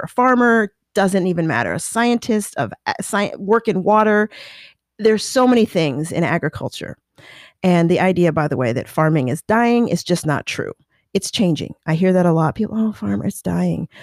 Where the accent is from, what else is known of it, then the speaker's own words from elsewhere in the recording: Colorado, United States; moved away; I grew up in Colorado